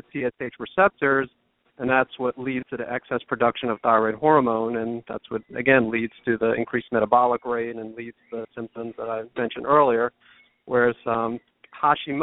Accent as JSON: {"language": "English", "region": "New York area", "country": "United States", "also_born_or_lived": "the South (US)", "moved": "yes", "said": "originally from the New York area"}